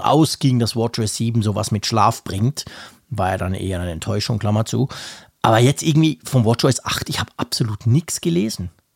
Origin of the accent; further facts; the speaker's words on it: Bern, Switzerland; bei uns in Bern